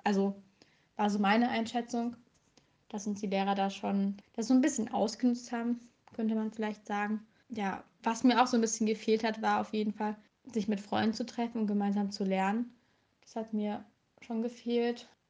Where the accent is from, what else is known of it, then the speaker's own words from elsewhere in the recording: Saxony, Germany; Also ich komme aus Sachsen